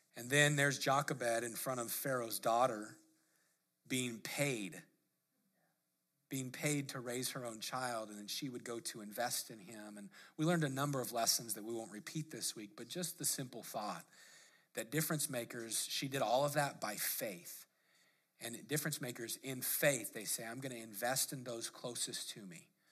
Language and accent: English; Lakewood, United States; grew up in Lake, or, you know, in Lakewood as a teenager